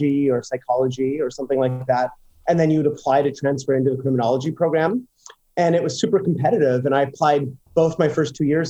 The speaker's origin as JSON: {"language": "English", "town": "Fox Creek", "region": "Alberta", "country": "Canada", "tie": "born or raised there", "moved": "as an adult", "lives_now": "New York, United States", "said": "I grew up in Fox Creek, Alberta, which is about, it's in the middle of nowhere, actually"}